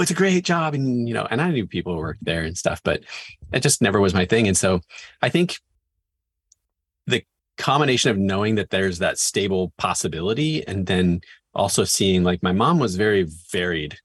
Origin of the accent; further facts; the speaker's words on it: Northwest Washington, United States; I grew up in Northwest Washington, up and down the I five corridor